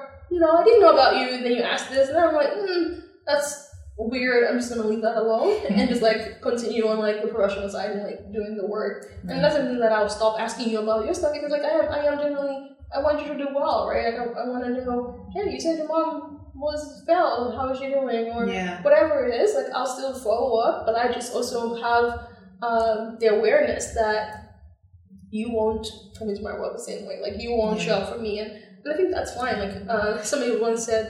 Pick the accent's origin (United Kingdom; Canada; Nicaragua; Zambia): Zambia; now in United States; growing up in Zambia